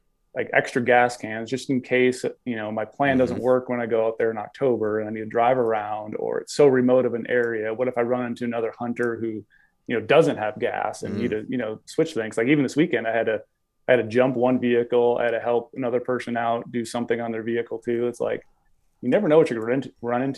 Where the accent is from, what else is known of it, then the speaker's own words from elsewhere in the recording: Minnesota, United States; moved away; Growing up in Minnesota